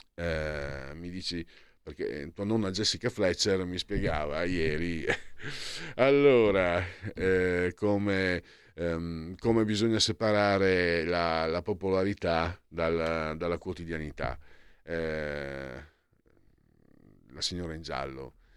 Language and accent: Italian; Friuli-Venezia Giulia, Italy; io vengo dal Friuli